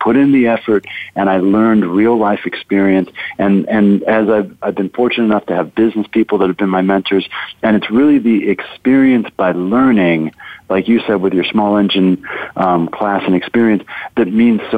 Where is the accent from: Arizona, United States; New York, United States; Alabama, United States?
Arizona, United States; Tucson; I grew up in Tucson, so I'm a rarity, an Arizona native.